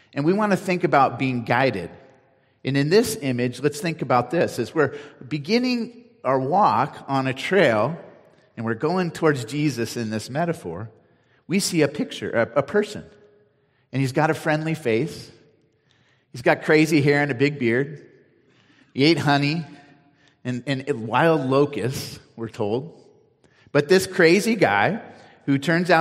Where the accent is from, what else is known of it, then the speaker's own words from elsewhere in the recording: Cupertino, California, United States; now in Nevada County, United States; I grew up in Cupertino